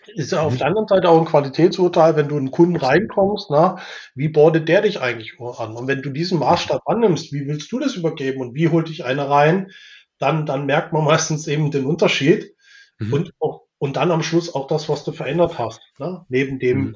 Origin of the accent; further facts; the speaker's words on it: Weinstadt, Baden-Württemberg, Germany; ich bin in Weinstadt aufgewachsen, das ist bei Weiblingen mhm. im, im, Einzugsgebiet von Stuttgart